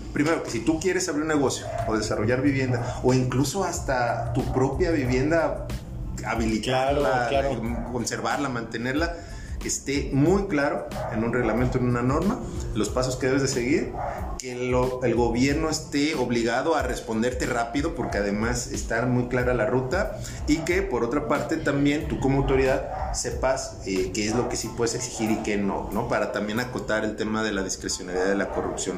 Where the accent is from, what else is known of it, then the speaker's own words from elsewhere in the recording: Zapopan, Jalisco, Mexico; yo soy orgullosamente de la experiencia Zapopa